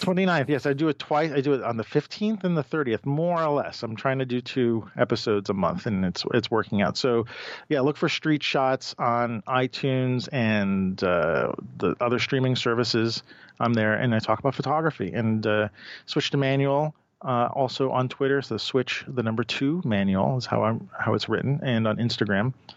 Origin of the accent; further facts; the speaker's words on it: New York, United States; I'm a product of New York. I was born and raised in New York